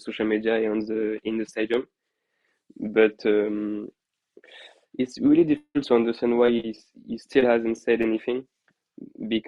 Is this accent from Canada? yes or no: no; Paris, Île-de-France, France; moved away; As myself, a former Parisian, I was born in Paris